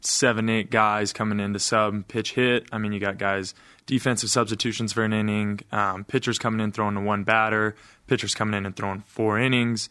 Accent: Price, Utah, United States; born or raised there

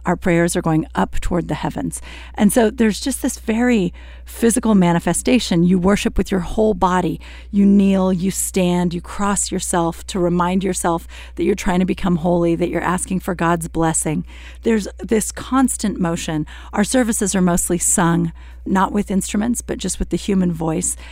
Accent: United States; I'm an American. I grew up here

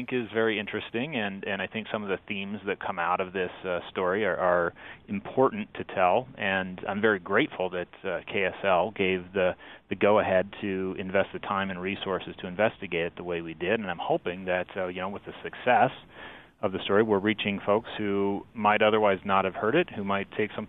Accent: Utah, United States; So I am a Utah native. I grew up in South Davis County. I went to school at the University of Utah.

